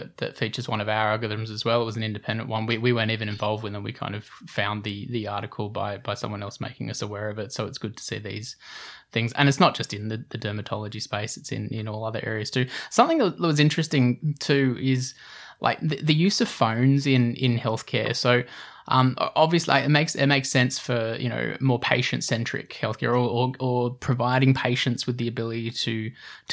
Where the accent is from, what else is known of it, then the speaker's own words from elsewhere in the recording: Australia; being an Australian